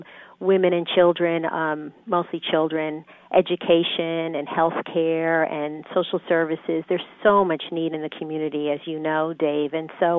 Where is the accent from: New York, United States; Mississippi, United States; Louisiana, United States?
New York, United States; Brentwood; accent: New York; moved away as an adult; now in Dallas, United States; I was born and raised in a small town on Long Island in Brentwood, New York